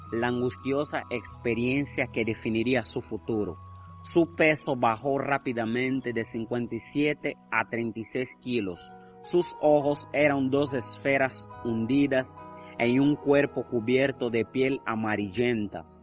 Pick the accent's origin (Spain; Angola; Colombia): Angola; now in Holguín, Cuba; soy angolano Estudio en la Universidad Oscar Lucero Moya, cuarto año de Ingeniería Informática. Soy miembro de la Iglesia de Garayal de Central en Holguín.